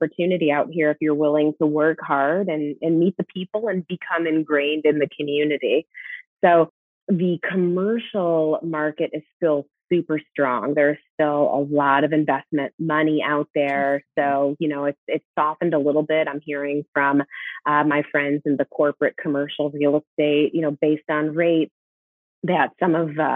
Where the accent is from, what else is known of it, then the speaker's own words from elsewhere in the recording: Chicago, Illinois, United States; now in Las Vegas, United States; I'm from Chicago